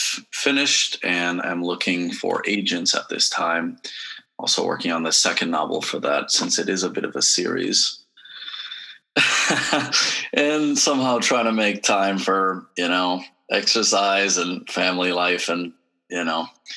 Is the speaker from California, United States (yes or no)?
no; San Antonio, Texas, United States; moved away; also born or lived in Cincinnati, Ohio; in San Antonio, I grew up, it was all very bilingual